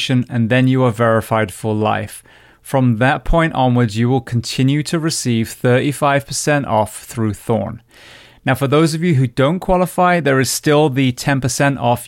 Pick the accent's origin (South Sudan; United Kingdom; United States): United Kingdom; England; I'm an Englishman